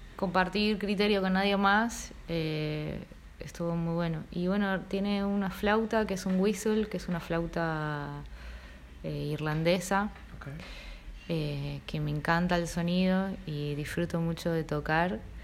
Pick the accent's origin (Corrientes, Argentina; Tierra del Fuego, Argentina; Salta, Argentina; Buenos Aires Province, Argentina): Tierra del Fuego, Argentina; Río Grande; also born or lived in Uspallata, Mendoza; now in Buenos Aires, Argentina; Yo viví en Río Grande, crecí ahí